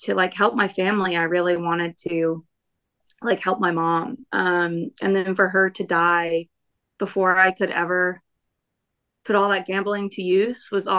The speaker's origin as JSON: {"language": "English", "region": "the South", "country": "United States", "tie": "born or raised there", "said": "growing up in the South"}